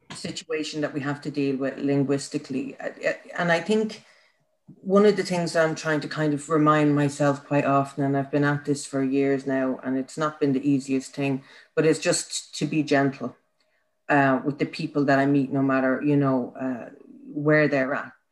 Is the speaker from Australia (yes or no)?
no; Ireland; as an Irish woman, but also as an Irish woman who's put her shoulder to the wheel for the last 10 years in this country